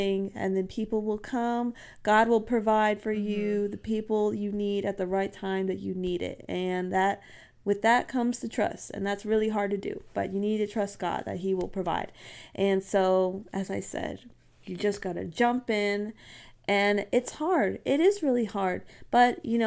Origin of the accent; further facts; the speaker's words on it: Texas, United States; I'm from Texas.